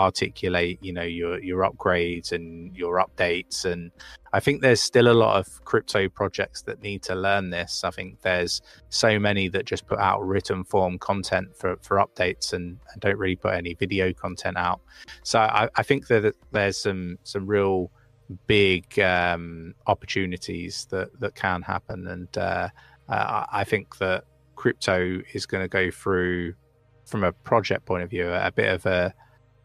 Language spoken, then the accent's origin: English; United Kingdom; now in North of England, United Kingdom; I'm not from these neck of the woods, right? I'm from down south